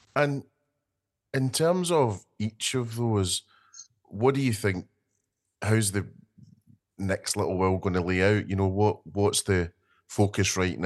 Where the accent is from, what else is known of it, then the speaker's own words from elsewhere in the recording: Scotland, United Kingdom; being Scottish